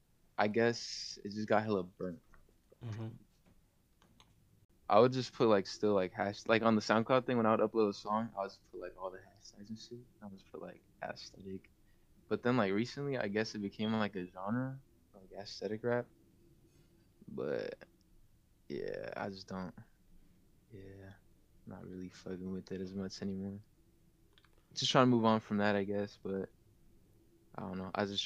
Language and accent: English; California, United States; I'm just here from the Bay Area